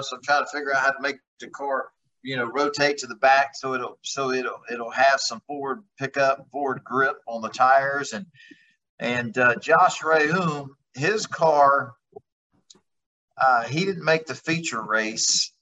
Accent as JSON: {"language": "English", "region": "Texas", "country": "United States", "said": "I'm from Texas where it's 100 degrees 12 months out of the year"}